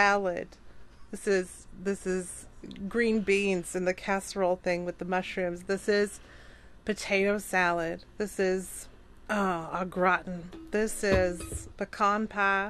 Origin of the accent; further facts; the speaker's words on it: the South, United States; I'm from the South. I know what bless your heart means.